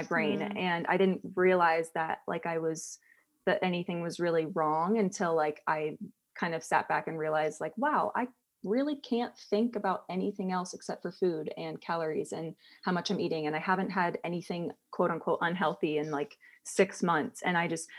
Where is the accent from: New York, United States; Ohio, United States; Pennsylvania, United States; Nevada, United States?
Ohio, United States; Columbus; moved away as an adult; also born or lived in England; now in Kentucky, United States; I was born in England. And then my parents moved to America when I was 4. I grew up in Columbus, Ohio.